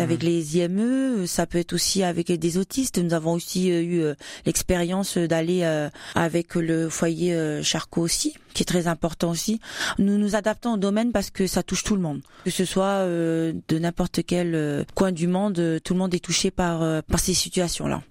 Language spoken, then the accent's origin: French; New Caledonia; moved away as an adult; also born or lived in Wallis and Futuna / Champagne, France; now in France; je suis née en Nouvelle-Calédonie et d'origine Wallis et Futuna